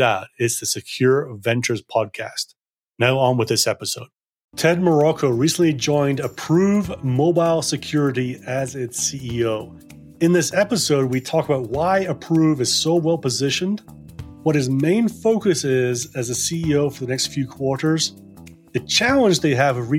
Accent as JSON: {"language": "English", "town": "Edinburgh", "region": "Scotland", "country": "United Kingdom", "tie": "born or raised there", "also_born_or_lived": "North Berwick", "moved": "as an adult", "lives_now": "London, United Kingdom", "said": "Yeah, I was born in Edinburgh at a hospital that no longer exists. Your team will probably remember it as the Eastern General down in Leith. I grew up, spent a lot of time in North Berwick, just outside Edinburgh, and then most of my teenage years was in Edinburgh."}